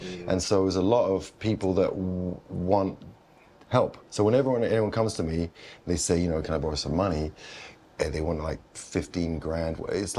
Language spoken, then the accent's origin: English; London, United Kingdom; In London, center of London.